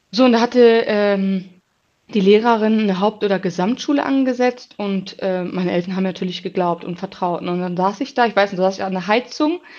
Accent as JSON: {"language": "German", "town": "Bochum", "region": "North Rhine-Westphalia", "country": "Germany", "tie": "born or raised there", "said": "ich bin 29 Jahre alt, bin geboren in Bochum, auch oft aufgewachsen in Bochum."}